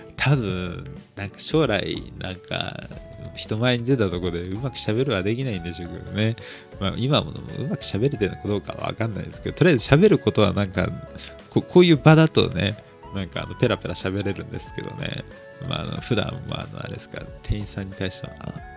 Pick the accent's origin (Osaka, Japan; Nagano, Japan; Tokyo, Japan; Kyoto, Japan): Tokyo, Japan; also born or lived in Meguro, Tokyo; 東京都生まれの、まああの、一応まあ目黒で生まれたって言ってね、まあ生まれただけなんですけど、目黒病院で。で、まあその後にでもなんだか世田谷で住んでて